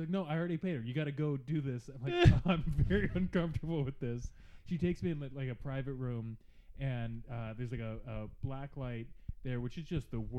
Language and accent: English; Virginia, United States; regular Virginia.